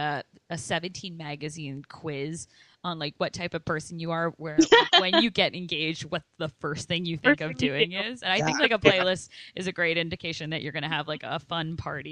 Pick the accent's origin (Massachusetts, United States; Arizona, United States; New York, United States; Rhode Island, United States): Massachusetts, United States; Boston; I grew up in West Roxbury.